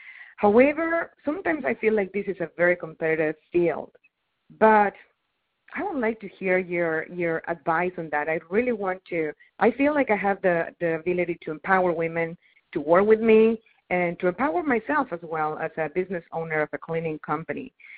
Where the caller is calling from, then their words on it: Austin, Texas, United States; I'm calling from Austin, Texas.